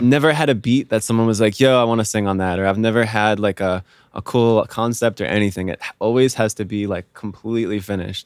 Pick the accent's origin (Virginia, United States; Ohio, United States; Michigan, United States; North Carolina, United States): Virginia, United States; Vienna; moved away as an adult; also born or lived in Miami, Florida; I'm from, uh, Northern Virginia